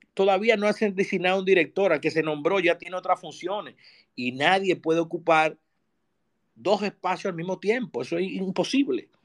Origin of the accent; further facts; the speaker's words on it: Dominican Republic; Los dominicanos